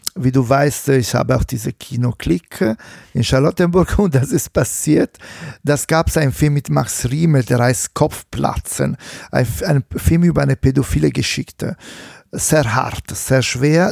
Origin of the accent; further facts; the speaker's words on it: Italy; accent: Italian; German is a second language; now in Germany; mit meinem schlechten italienischen Akzent